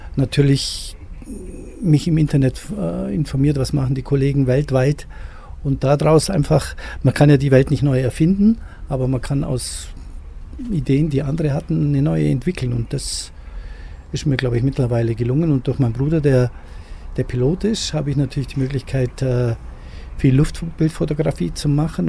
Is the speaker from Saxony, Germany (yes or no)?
no; Füssen, Bavaria, Germany; Ich bin hier in diesem Haus aufgewachsen